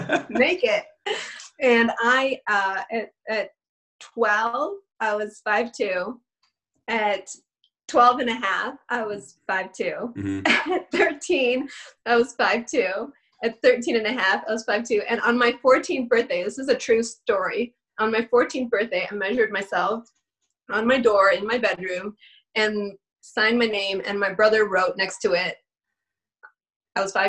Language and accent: English; Detroit, Michigan, United States; now in Oklahoma, United States; I grew up outside of Detroit with Isaiah Thomas and Joe Dumars